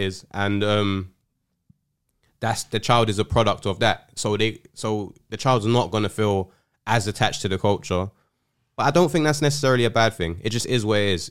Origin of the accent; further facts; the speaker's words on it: London, United Kingdom; I grew up in South London